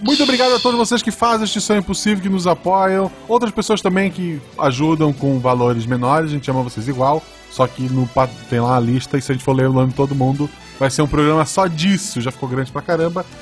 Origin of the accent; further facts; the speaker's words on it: Florianópolis, Santa Catarina, Brazil; Florianópolis não é Desterro, sou de Desterro